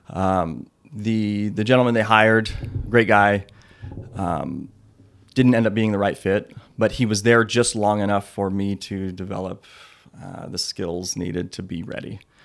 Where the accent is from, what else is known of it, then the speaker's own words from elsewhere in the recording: Electric City, Washington, United States; I grew up in Electric City, Washington.